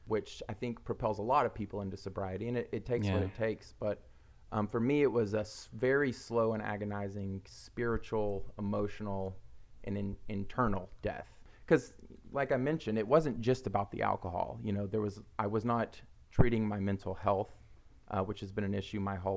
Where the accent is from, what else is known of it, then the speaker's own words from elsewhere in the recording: Oklahoma, United States; We're both from Oklahoma